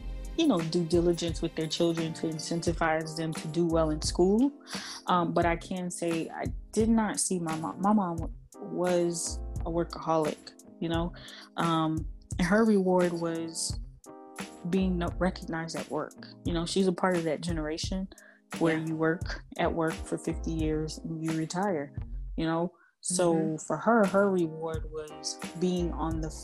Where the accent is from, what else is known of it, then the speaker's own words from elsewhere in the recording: California, United States; I was born and raised in California